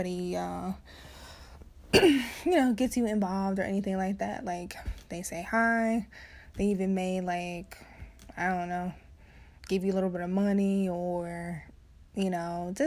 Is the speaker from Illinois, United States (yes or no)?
yes; Chicago, Illinois, United States; I was born and raised south side of Chicago, south side